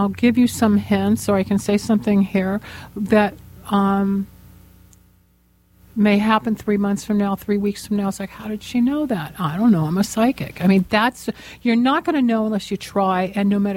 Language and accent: English; Los Angeles, California, United States; I grew up here in Los Angeles